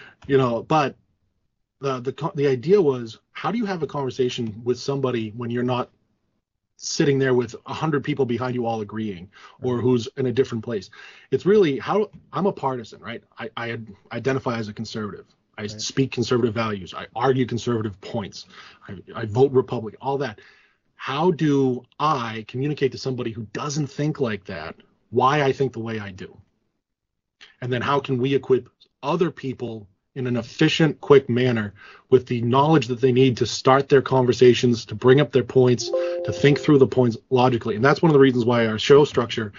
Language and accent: English; Massachusetts, United States; we both of us grew up in blue states, heavily blue states. I'm from Massachusetts